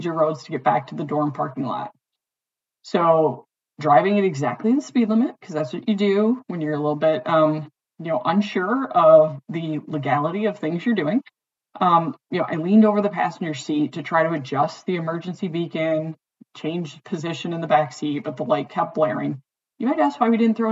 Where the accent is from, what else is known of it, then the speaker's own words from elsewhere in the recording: Detroit, Michigan, United States; But growing up in Detroit, there were a lot of kids in my high school